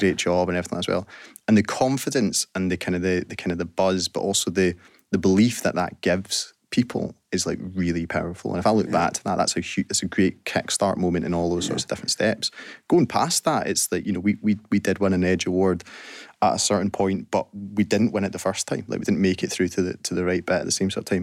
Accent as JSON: {"language": "English", "region": "Scotland", "country": "United Kingdom", "said": "as Scottish people"}